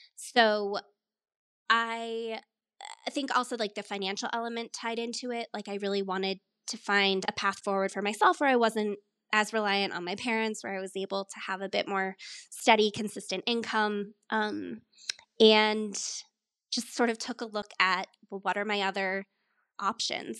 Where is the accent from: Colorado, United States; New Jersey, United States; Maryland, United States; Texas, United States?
Colorado, United States; moved away as an adult; also born or lived in upstate New York / New York City / Philadelphia; I grew up in Colorado, though my family is originally from upstate New York. So I was born out there, moved out to the mountains when I was a baby and grew up out here.